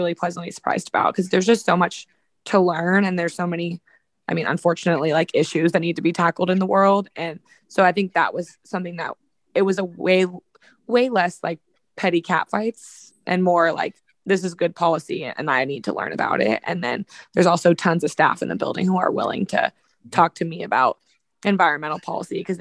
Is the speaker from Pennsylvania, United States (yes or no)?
no; Sacramento, California, United States; I'm from Sacramento. I grew up like 10 minutes from downtown